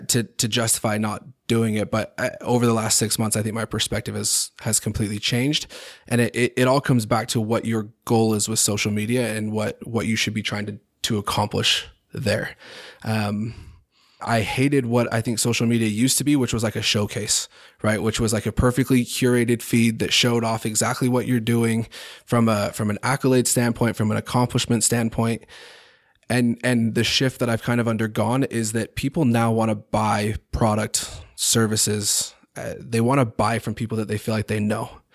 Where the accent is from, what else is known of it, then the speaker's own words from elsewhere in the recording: Highland, Utah, United States; I grew up in Highland